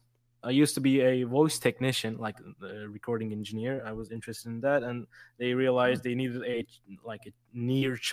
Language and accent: English; Istanbul, Turkey; English is a second language; I'm from a little-known country called Turkey